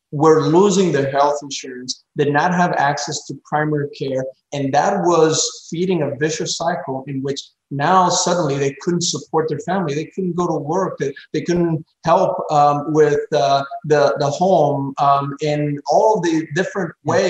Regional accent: Pembroke Pines, Florida, United States; there was an abandoned Circuit City uh, in this corner of uh, my hometown, Pembroke Pines, Florida, in Broward County

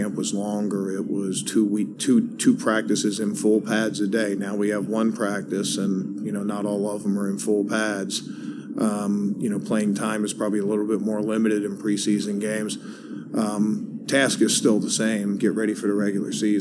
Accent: Baltimore, Maryland, United States; I grew up in Baltimore

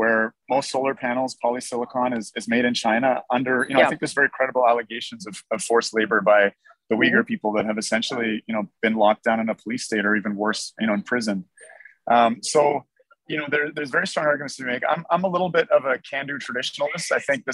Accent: Canada; I'm a Canadian physician

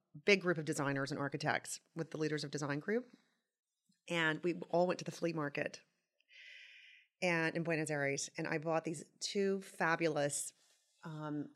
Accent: Tupelo, Mississippi, United States; moved away as an adult; also born or lived in Nashville, Tennessee; now in New York City, United States; I'm from Tupelo, Mississippi. I grew up there, went to high school there, and then went to Vanderbilt, and then to Parsons in New York

